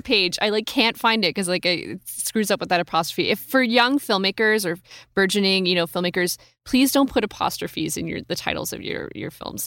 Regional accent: California, United States; I grew up in California

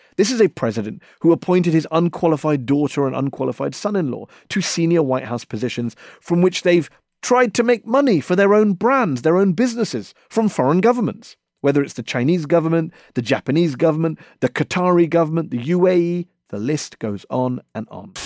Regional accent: England, United Kingdom; I was born and brought up in England, but I'm also of Indian heritage

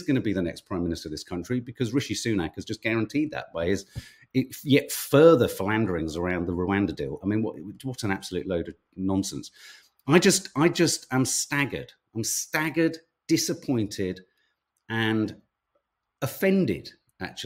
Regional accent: Birmingham, West Midlands, United Kingdom; I was born in Handsworth

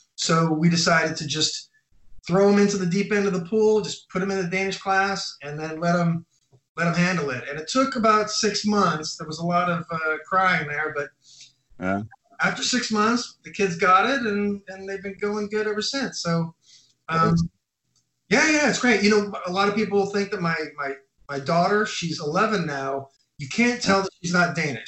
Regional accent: Orange County, California, United States; moved away as an adult; also born or lived in New York City; now in Copenhagen, Denmark; moved to California when I was a little kid, like six years old. Grew up in uh, California, in uh, Orange County in Los Angeles area

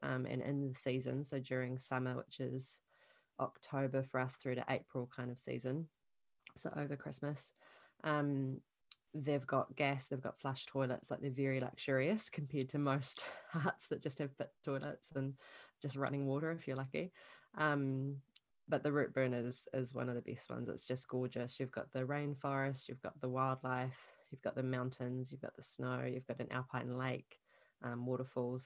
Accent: New Zealand; also born or lived in Invercargill, Southland; I'm a Kiwi that grew up here. Um, I live down in Southland, which is the very bottom of the South Island of New Zealand, and in Invercargill. Um, I grew up on a sheep farm

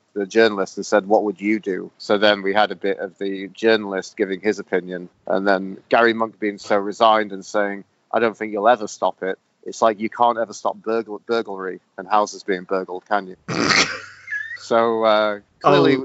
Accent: Calgary, Alberta, Canada; my hometown of Calgary, Alberta

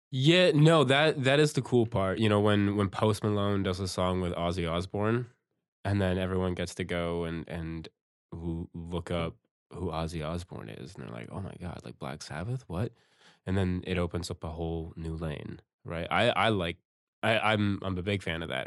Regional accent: Campbellford, Ontario, Canada; I grew up in, in Campbellford

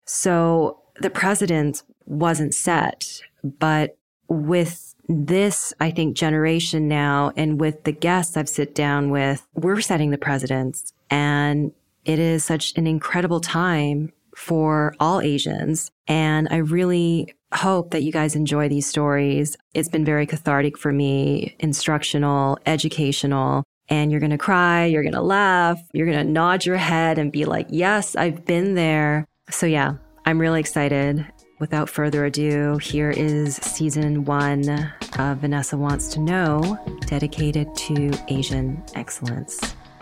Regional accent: Canada; I grew up in Canada, in a predominantly Western white neighborhood

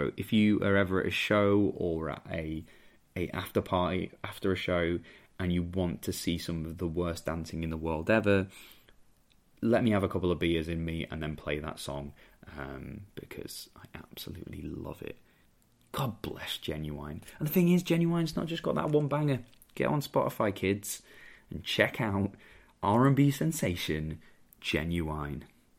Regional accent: Merthyr Tydfil, Wales, United Kingdom; I used to be called Welsh quite a lot because I'm from Merthyr Tydfil, despite the accent.

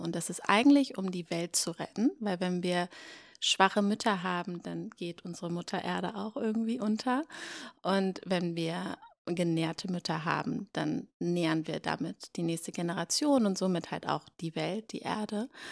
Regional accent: Hamburg, Germany; now in Berlin, Germany; Ich komme aus Hamburg ursprünglich

